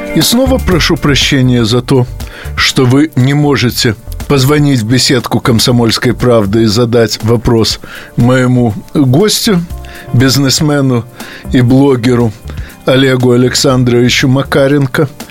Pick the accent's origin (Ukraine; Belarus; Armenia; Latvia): Ukraine; Odesa, Odesa Oblast; moved away as an adult; now in Moscow, Russia; в той части России, где я родился, а именно на Украине.